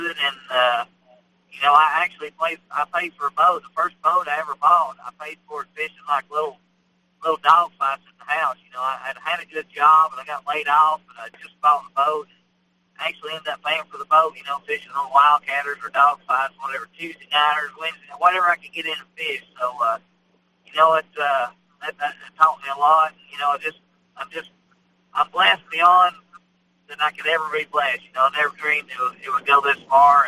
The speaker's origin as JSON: {"language": "English", "town": "Rockwood", "region": "Tennessee", "country": "United States", "tie": "born or raised there", "said": "I grew up on the Tennessee River in a little town called Rockwood."}